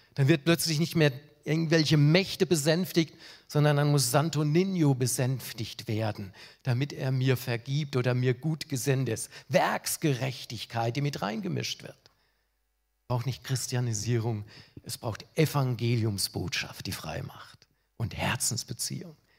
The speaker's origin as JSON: {"language": "German", "country": "Germany", "said": "Ich als Deutscher"}